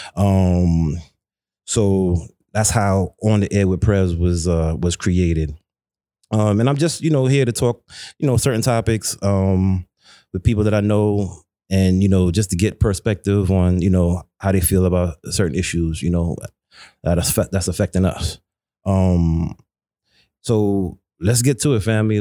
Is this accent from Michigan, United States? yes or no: no; New York City, New York, United States; growing up in Brooklyn, growing up in Flatbush